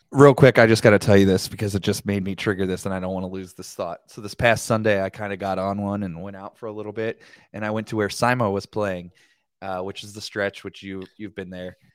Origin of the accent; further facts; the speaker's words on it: Cincinnati, Ohio, United States; I'm from Cincinnati, Ohio